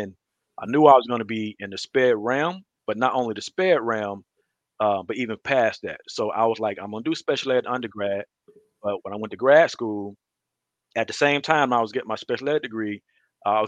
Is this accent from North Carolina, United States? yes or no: no; Detroit, Michigan, Mississippi, United States; I grew up, my early years, I grew up in Detroit, Michigan. And we moved to Mississippi when I was like beginning of third grade